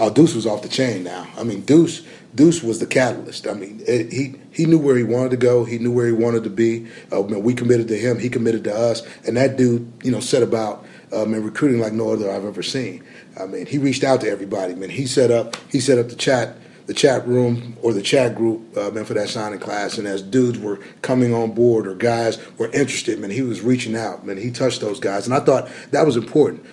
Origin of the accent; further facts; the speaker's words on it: Arizona, United States; moved away; growing up in Arizona